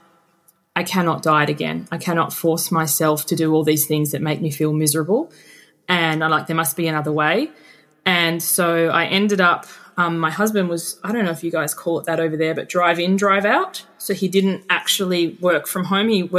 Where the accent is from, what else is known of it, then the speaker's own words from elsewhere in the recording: Tasmania, Australia; moved away as an adult; also born or lived in Queensland; now in Sydney, Australia; I'm from Tasmania